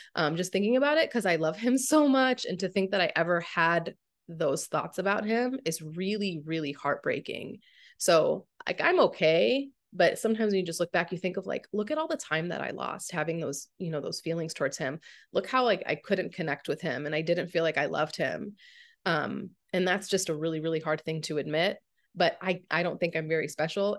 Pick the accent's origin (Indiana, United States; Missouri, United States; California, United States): Missouri, United States; St. Louis; moved away as an adult; now in Phoenix, United States; I grew up in Saint Louis